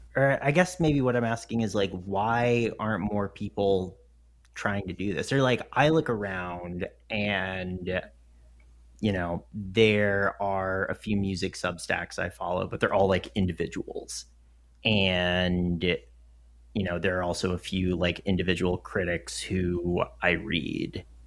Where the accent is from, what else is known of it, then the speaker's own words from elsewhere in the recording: the South, United States; I grew up in the South